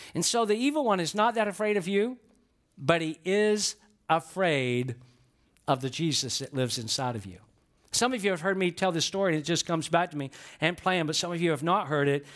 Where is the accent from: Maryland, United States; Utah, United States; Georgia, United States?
Georgia, United States; I'm from Georgia